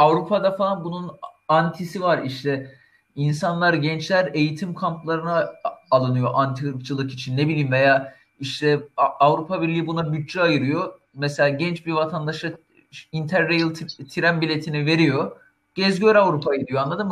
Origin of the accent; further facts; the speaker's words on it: Turkey; biz Türkiye'de Türküz.